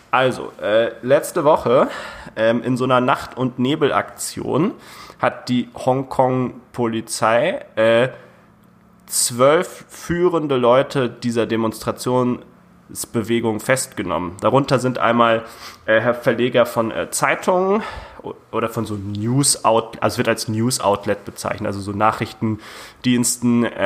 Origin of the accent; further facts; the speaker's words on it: Bavaria–Hesse border, Germany; ich komme ja aus der Grenze zwischen Bayern und Hessen